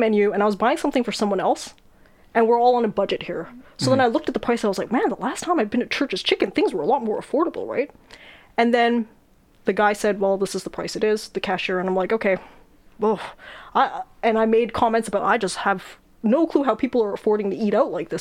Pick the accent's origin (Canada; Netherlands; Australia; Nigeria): Canada; I was born in Canada